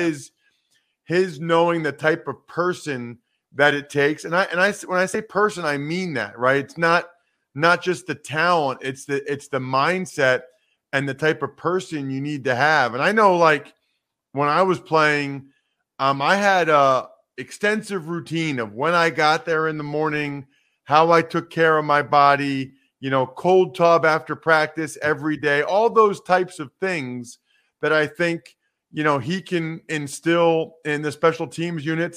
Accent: Reading, Pennsylvania, United States; I'm from Reading, Pennsylvania

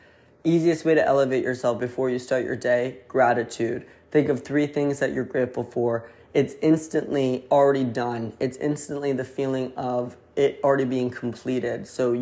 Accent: Connecticut, United States; accent: New Haven; Haven accent. It's a little bit of an Italian, New Yorker, Boston, Rhode Island accent into one, aka I'm from Connecticut.

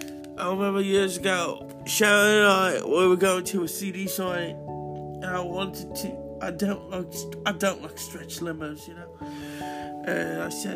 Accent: Birmingham, West Midlands, United Kingdom; when I was growing up in Astor, Birmingham, in England, I wanted to be

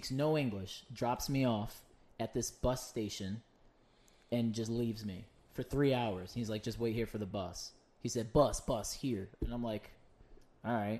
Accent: United States; I'm American.

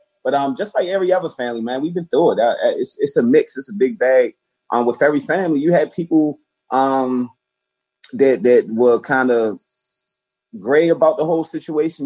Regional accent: Baltimore, Maryland, United States; I'm from Baltimore, Maryland. East Baltimore, to be exact, and just a child of Baltimore City

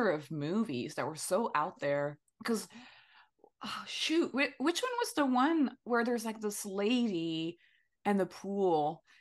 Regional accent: France; English is a second language; moved away as an adult; now in Los Angeles, United States; So when I moved for the first time in LA, I was already like 26, I think, and I moved from France and I didn't really know anybody in LA.

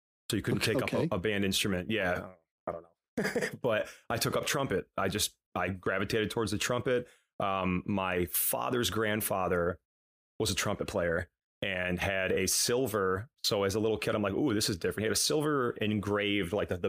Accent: Whitesboro, New York, United States; now in Long Island, United States; I grew up in Utica, New York. Well, Whitesboro, which is a small town outside of Utica

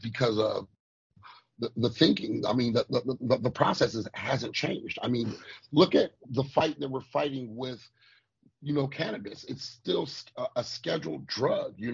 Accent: United States; Us as the American people

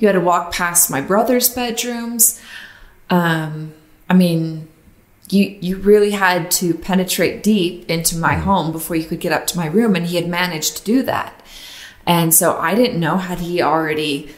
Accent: Utah, United States; I grew up in Utah

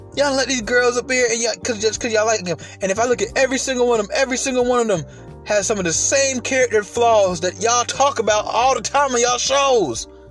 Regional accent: Atlanta, Georgia, United States; I live in Atlanta. I was raised in Atlanta

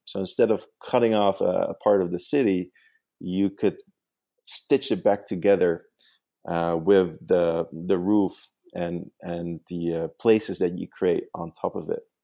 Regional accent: Netherlands; English is a second language; now in New York, United States; I actually grew up in the Netherlands

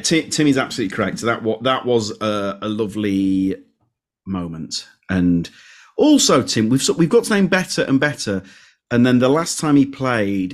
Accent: Leeds, Yorkshire and the Humber, United Kingdom; born or raised there

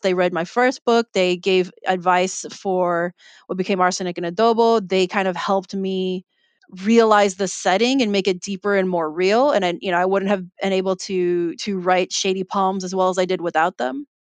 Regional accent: Chicago, Illinois, United States; I'm Filipino American, but I was born and raised in Chicago

